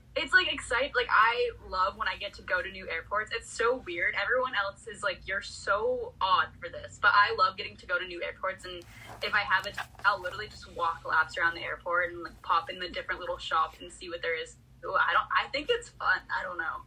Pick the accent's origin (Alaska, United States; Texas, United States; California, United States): California, United States; I'm a girl who's born and raised in California